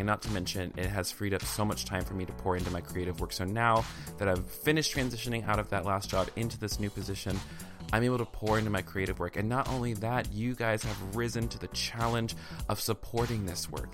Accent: the South, United States; I'm from the South

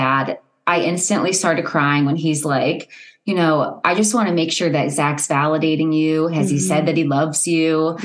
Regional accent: Ohio, United States; I'm from Ohio.

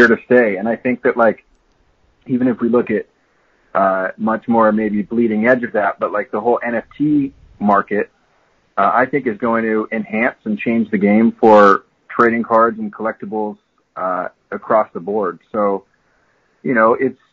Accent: Bay Area, California, United States; also born or lived in Florida; I grew up in the Bay Area

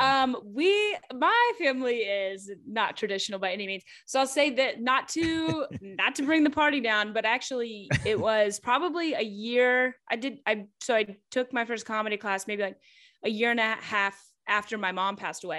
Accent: Kentucky, United States; moved away as an adult; now in Atlanta, United States; I'm from Kentucky

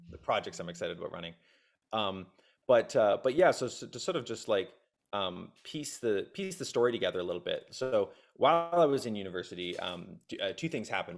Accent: Nova Scotia, Canada; moved away as an adult; also born or lived in Kitchener-Waterloo, Ontario; moved out to Nova Scotia when I was very young. So grew up in a small town on the East Coast.

